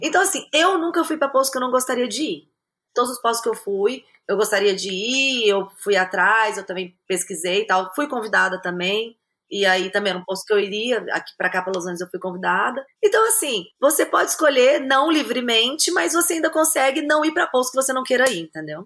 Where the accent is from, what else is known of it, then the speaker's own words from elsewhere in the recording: Minas Gerais, Brazil; moved away as an adult; also born or lived in Goiânia / Armenia / Nairobi; now in Los Angeles, United States; eu nasci em Goiânia, mas eu eu fui criada em Minas, mas eu não acho que eu tenho muito sotaque